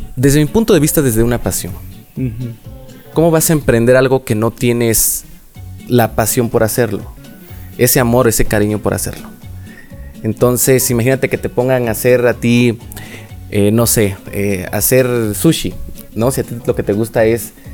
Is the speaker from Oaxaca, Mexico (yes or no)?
yes; Oaxaca, Mexico; de aquí soy